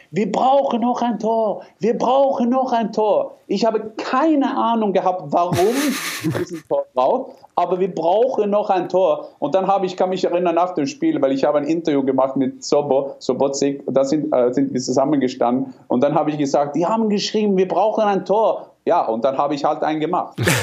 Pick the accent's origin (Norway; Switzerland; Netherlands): Norway; German is a second language; moved away; ich bin Norweger